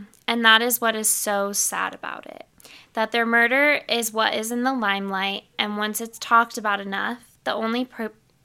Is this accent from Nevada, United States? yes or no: yes; Las Vegas, Nevada, United States; I'm from Vegas